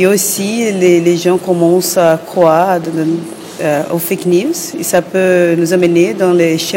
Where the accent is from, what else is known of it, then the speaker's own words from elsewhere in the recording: Brazil; French is a second language; moi, je suis venue du Brésil